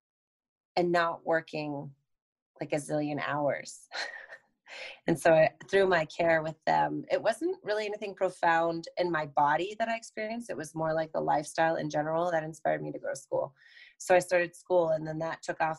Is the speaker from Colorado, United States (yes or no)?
yes; Colorado, United States; first language English; moved away as an adult; also born or lived in Colombia; I grew up in Colorado